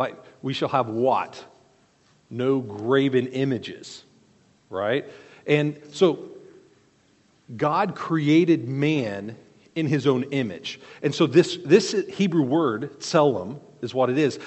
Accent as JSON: {"language": "English", "country": "South Korea", "tie": "born or raised there", "moved": "yes", "said": "I grew up in South Korea, and we would go regularly into temples"}